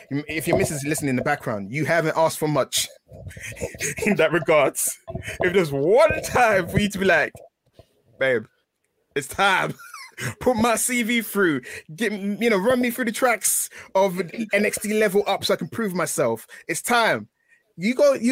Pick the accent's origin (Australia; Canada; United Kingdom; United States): United Kingdom; London; I'm from East London